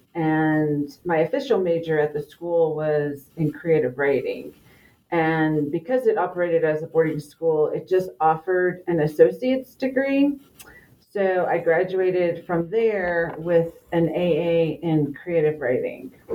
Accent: Los Angeles, California, United States; moved away; also born or lived in Navajo Nation; I was raised in the LA area and have moved back closer to my Navajo homeland

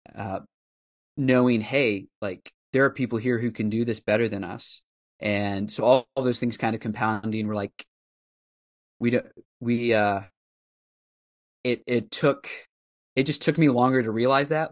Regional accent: Indianapolis, Indiana, United States; moved away as an adult; also born or lived in Southwest Ohio / West Africa; now in Nashville, United States; we moved there from Southwest Ohio when I was four, and all of my formative years becoming a follower of Christ, called a ministry, and my early years of being involved in pastoral ministry were there in downtown Indianapolis

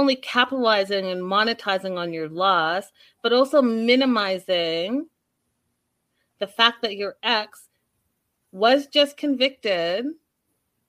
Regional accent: Canada; as a Canadian

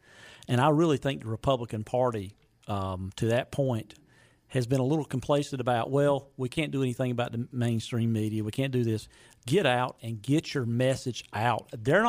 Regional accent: the South, United States; growing up in the South. I'm in my mid-50s.

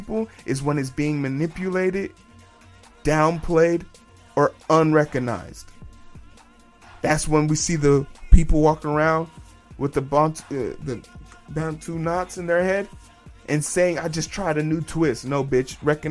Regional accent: Nigeria; I'm a Nigerian man

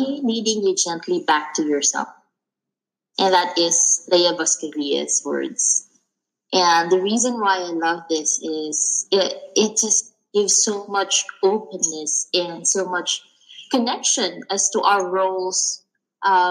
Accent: Philippines; moved away; I came from the Philippines, and I grew up in a culture

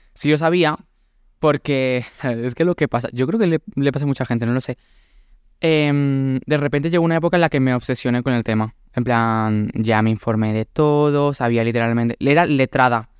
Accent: Córdoba, Andalusia, Spain; moved away as an adult; also born or lived in Valencia; me fui de Córdoba y... Mm, y me fui a, estudiar a mm, Valencia Bellas Artes

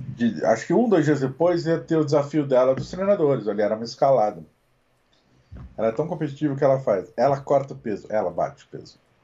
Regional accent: Brazil; Nós somos brasileiros

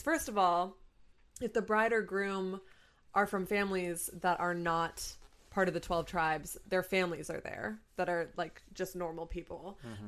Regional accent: Rutland, Vermont, United States; moved away; I don't live in Vermont, but I'm from Vermont. Mm-hmm specifically Rutland, Vermont

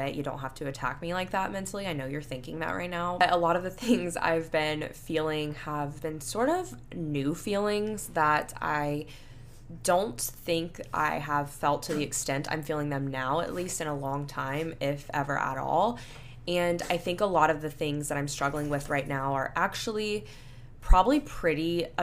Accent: Panama City Beach, Florida, United States; now in Houston, United States; my hometown of Panama City Beach, Florida

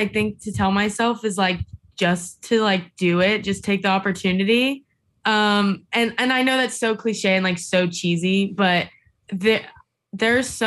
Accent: Tampa, Florida, United States; I'm born and raised in Tampa, so I've kind of just always like homegrown here

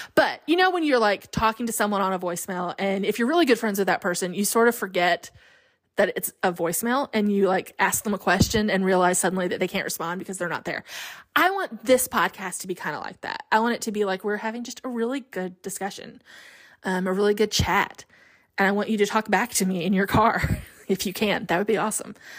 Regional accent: Alabama, United States; we were raised in Alabama

